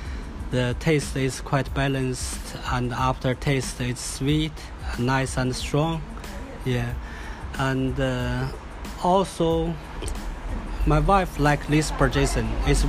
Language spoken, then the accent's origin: English; northern China, China; also born or lived in New Zealand; now in Sydney, Australia; I originally come from China